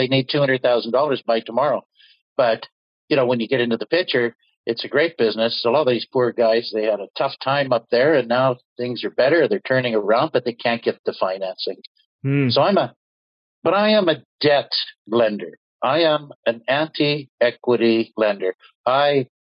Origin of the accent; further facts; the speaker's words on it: Canada; also born or lived in United States; I was conceived in Norway, born and raised in Canada, and I spent a good part of my career in the U.S.